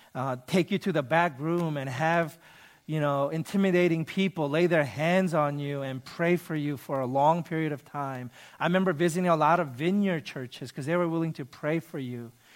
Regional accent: United States; I'm Korean American.

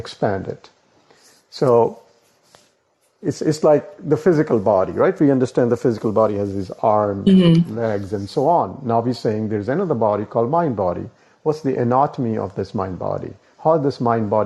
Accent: India; I was born in India, in that country

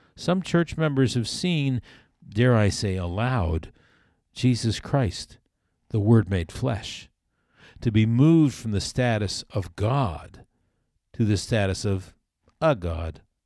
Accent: South Florida, United States; When I was a boy growing up in South Florida

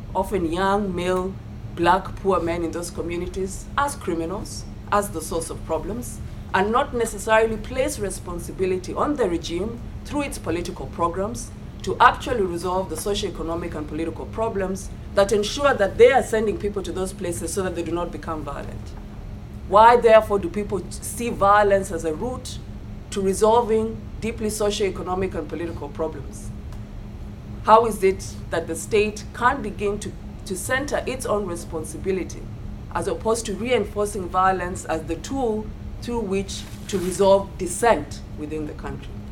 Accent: Kenya; as a Kenyan and as a voter

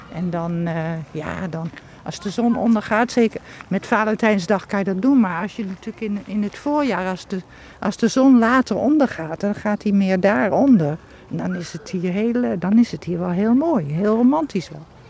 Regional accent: Achterhoek, Gelderland, Netherlands; ik ben wel in de Achterhoek geboren, maar niet in Vorden.

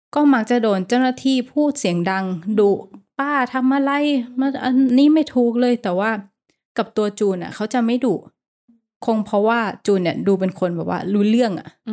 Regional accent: Thailand; now in Bangkok, Thailand; เราก็เป็นคนต่างจังหวัด

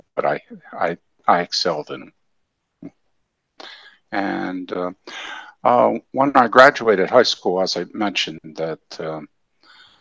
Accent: Philadelphia, Pennsylvania, United States; moved away as an adult; now in Southern Maryland, United States; I grew up in the Philadelphia area. I was born and raised there.

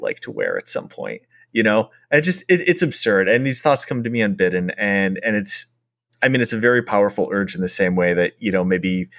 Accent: Minneapolis, Minnesota, United States; I grew up in Minneapolis.

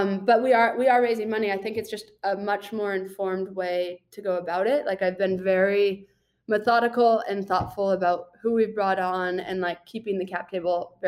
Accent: Boulder, Colorado, United States; also born or lived in Austin, Texas; now in Tucson, United States; I grew up in Boulder, Colorado

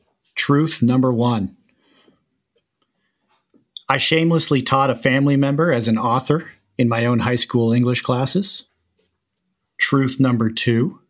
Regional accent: Hamilton, Ontario, Canada; So I'm from Hamilton.

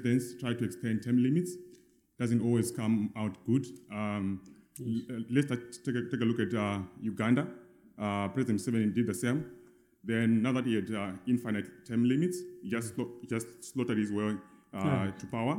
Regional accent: Zimbabwe; I'm from Zimbabwe, which is a failed state.

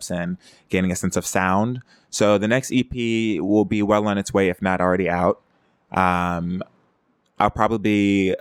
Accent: Houston, Texas, United States; now in Los Angeles, United States; From Houston, my hometown

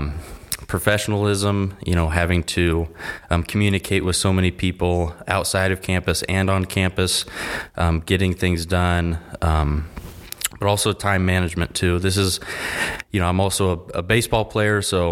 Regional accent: Chatham, Illinois, United States; I'm from Chatham, Illinois

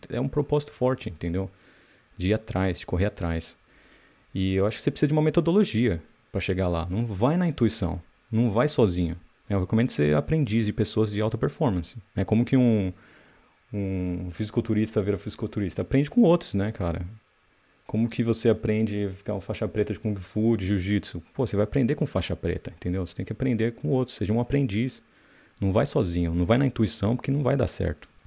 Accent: Brazil; accent: Brazilian; moved away; tem muita gente que não sabe que eu sou brasileiro, mas se bem que meu sotaque brasileiro ali no inglês entrega muito fácil

